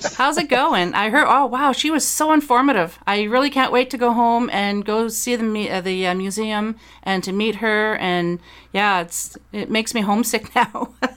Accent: Dieppe, New Brunswick, Canada; moved away; New Brunswick is my home province. I'm from the Dieppe area. Uh, if, for those who are familiar with New Brunswick, that's just outside of Moncton

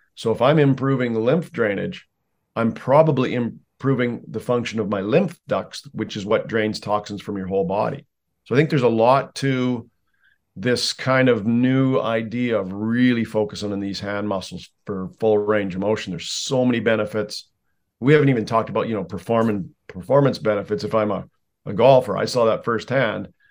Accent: Canada; I'm a Canadian, so by law we have to play hockey almost

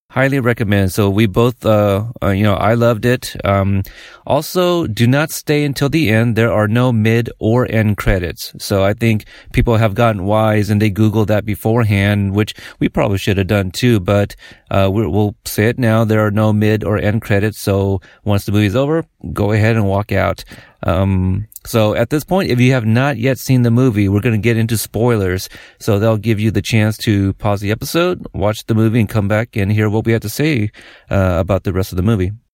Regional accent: Portland, Oregon, United States; we're from Oregon, Portland

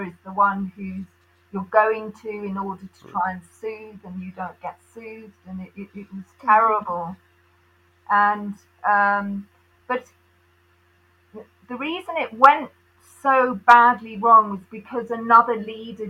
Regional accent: South East England, United Kingdom; moved away as an adult; also born or lived in Uganda / Derby; I was born in Uganda, and my family were all in the south of England, south of London.

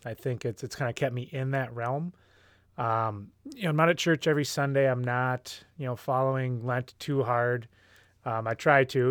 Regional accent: Hopkins, Minnesota, United States; moved away; I am a guy from Hopkins, and then came back to Hopkins, Minnesota

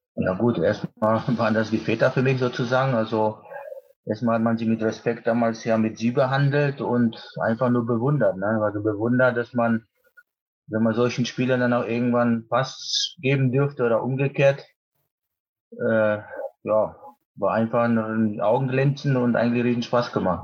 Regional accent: Poland; moved away; Mein Heimatland Polen

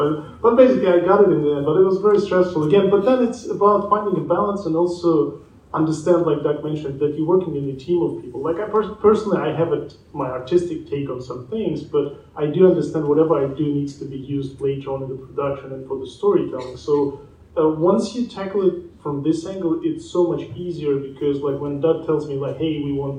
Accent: Tajikistan; moved away; I'm going back to my country. I'm originally from Tajikistan.

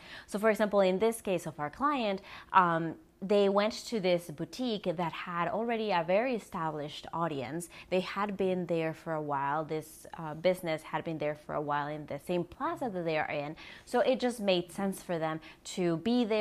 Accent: South Texas, United States; We're from South Texas, so quinceañeras are a thing here

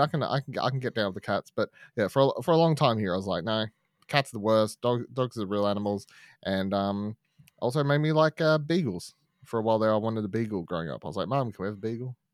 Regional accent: Australia; growing up in Australia

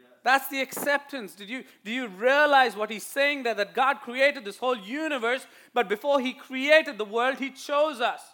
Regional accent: India; accent: Indian; now in United States; my Indian accent

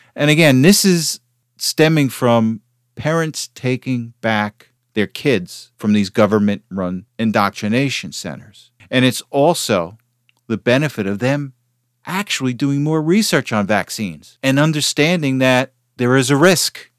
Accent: United States; I, as an American

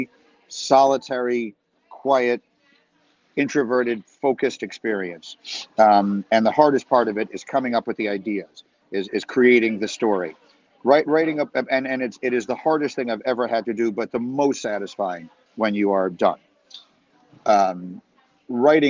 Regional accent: New York City, New York, United States; I grew up in New York City and my parents wrote travel guides

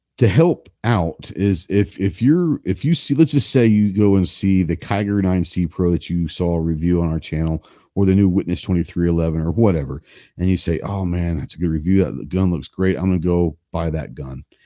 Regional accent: Dallas, Texas, United States; I grew up in Dallas, so I grew up in the city

